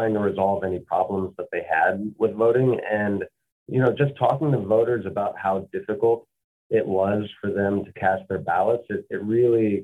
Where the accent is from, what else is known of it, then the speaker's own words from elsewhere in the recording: Mississippi, United States; Growing up in Mississippi